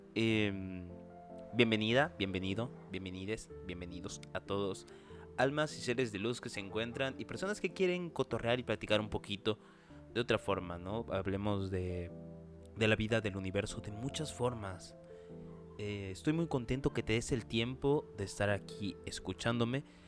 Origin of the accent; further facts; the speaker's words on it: Chiapas, Mexico; yo soy de Chiapas